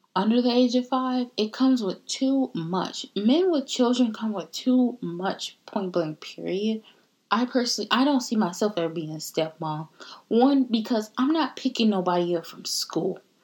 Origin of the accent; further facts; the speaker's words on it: United States; also born or lived in Caribbean (roots); the very nice and polite version of me is the American version because I was born in America